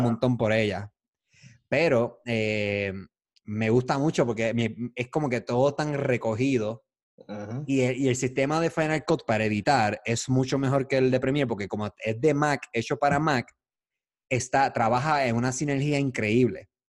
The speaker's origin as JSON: {"language": "Spanish", "country": "Puerto Rico", "said": "nosotros somos puertorriqueños"}